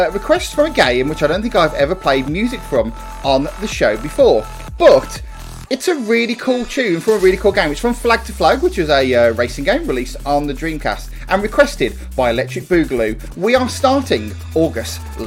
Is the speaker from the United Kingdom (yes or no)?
yes; United Kingdom; us Brits